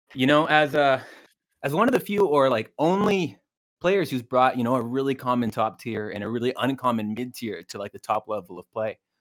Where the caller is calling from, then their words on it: Ontario, Canada; I'm calling in from uh, Ontario, Canada.